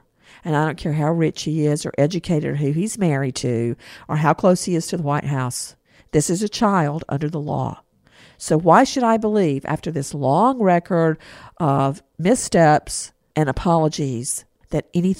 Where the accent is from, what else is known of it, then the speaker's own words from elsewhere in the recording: Macon, Georgia, United States; moved away; when I grew up in Macon